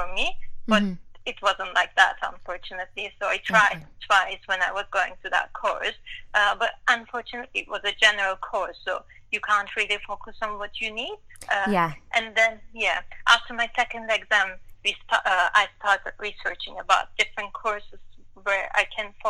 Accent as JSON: {"language": "English", "country": "Turkey", "second_language": "English", "moved": "as an adult", "lives_now": "London, United Kingdom", "said": "I'm from Turkey. I graduated from Turkey in a medical school, and I work in Turkey for 2 or 3 years"}